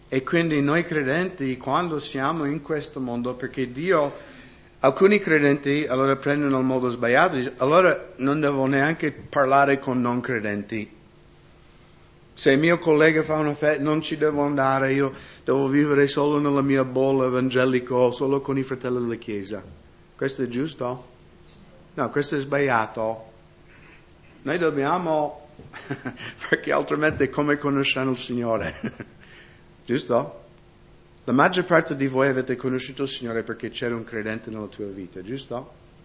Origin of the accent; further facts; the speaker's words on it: United States; now in Italy; io vengo dagli Stati Uniti